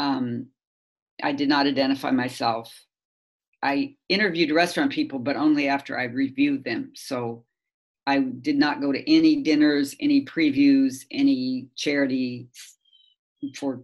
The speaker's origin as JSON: {"language": "English", "region": "Kansas", "country": "United States", "moved": "yes", "said": "I'm from Kansas, and I come from an agricultural background"}